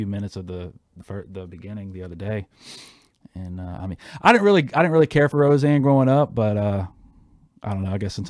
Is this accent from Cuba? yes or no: yes; Havana, Cuba; You know, because I'm always talking about Havana and just growing up in Cuba.